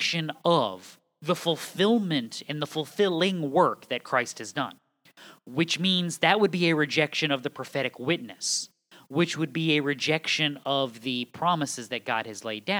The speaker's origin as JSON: {"language": "English", "region": "New England", "country": "United States", "said": "I'm from New England. We say guys about everybody."}